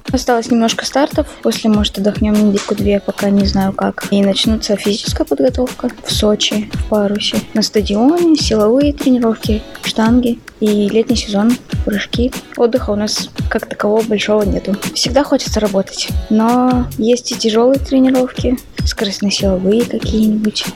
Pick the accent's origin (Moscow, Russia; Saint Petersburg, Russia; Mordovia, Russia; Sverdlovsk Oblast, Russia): Sverdlovsk Oblast, Russia; Nizhny Tagil; Родилась в Нижнем Тагиле